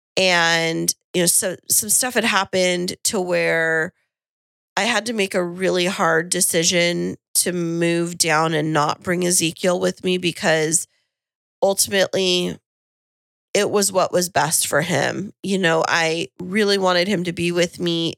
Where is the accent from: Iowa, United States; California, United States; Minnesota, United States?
California, United States; Kingsburg; moved away as an adult; now in San Diego, United States; I went home, uh, to Kingsburg